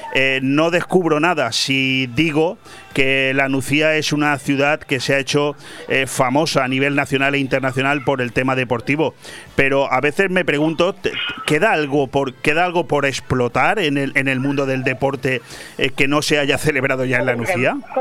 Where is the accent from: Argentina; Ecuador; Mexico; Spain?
Spain; el poco prestigio que nos queda como españoles